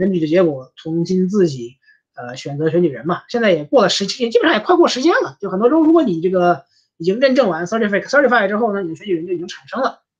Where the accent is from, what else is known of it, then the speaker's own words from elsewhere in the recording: United States; 当然，我们美国人民让我们失望的这个可能性永远不能让人低估。